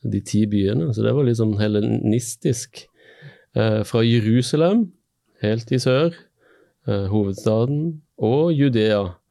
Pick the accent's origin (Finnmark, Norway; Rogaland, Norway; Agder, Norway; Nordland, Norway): Rogaland, Norway; Stavanger; moved away as an adult; also born or lived in Bergen; now in Møre, Norway; har sjøl vokst opp i by. Sant? Jeg er fra Stavanger.